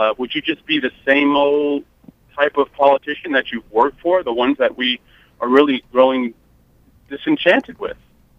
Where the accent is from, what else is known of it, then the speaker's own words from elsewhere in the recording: New York, United States; from New York, New York voter.